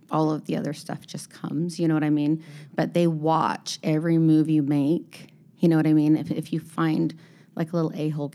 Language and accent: English; Utah, United States; But when we, you know, we came from Utah has a pretty good scene going on.